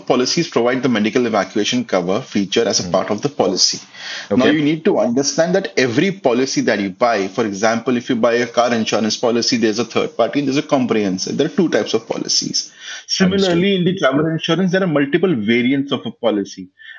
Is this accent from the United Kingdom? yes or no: no; India; And kind of come back to my home country whenever I want to, basically.